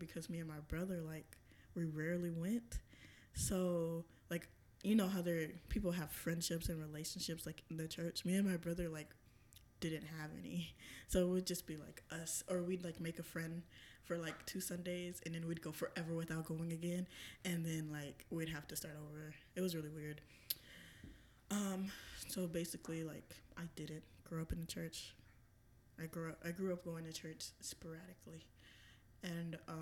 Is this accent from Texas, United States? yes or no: yes; Texas, United States; I grew up in Texas